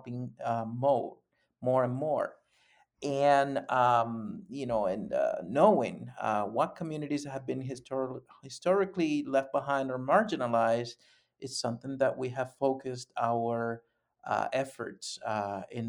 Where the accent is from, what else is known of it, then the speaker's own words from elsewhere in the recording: Panama; moved away as an adult; now in Madison, United States; I was born and raised in Panama, and I've been here in the States, actually in Madison, Wisconsin, for the last almost 30 years.